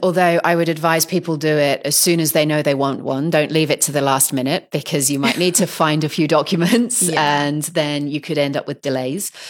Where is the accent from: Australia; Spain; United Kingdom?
United Kingdom; Poole, South West England; I come from the South Coast originally. And I remember as a kid, we used to go to visit the local pottery maker there.